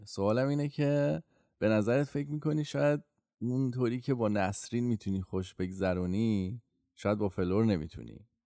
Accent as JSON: {"language": "Persian", "country": "Iran", "tie": "born or raised there", "first_language": "Persian", "moved": "yes", "said": "منی که تازه اومدم اینجا و بیشتر عمرم و ایران بودم و زبون اولم فارسیه"}